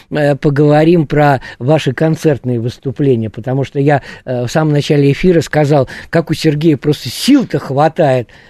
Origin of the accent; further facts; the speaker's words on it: Saint Petersburg, Russia; Ну, а я тоже из Петербурга.